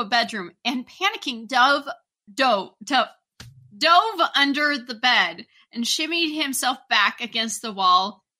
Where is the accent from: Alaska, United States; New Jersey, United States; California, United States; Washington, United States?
Washington, United States; Vancouver; I was born in Vancouver, Washington.